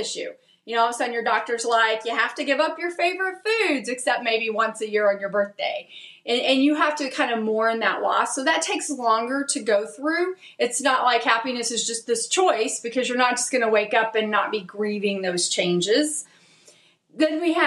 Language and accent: English; Dallas, Texas, United States; I'm from Dallas